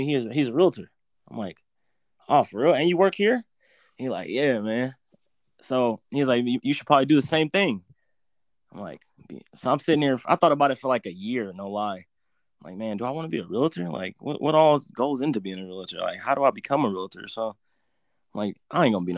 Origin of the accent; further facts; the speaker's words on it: Fort Wayne, Indiana, United States; I'm from Fort Wayne, Indiana, kind of southeast side. I went to Adams a little bit, switched over to Bunch, Tolls, elementary